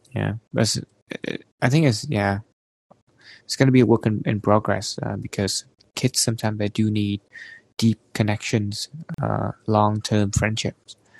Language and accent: English; Vietnam; moved away as an adult; now in Canada; coming back to Vietnam because back there I think is kind of my home, you know, my hometown where I spend most of my time